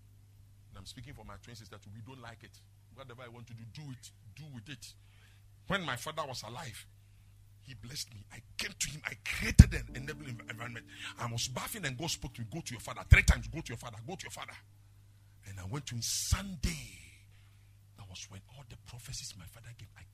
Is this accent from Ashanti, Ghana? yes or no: yes; Kumasi, Ashanti, Ghana; I was born and brought up in Asokwa residential area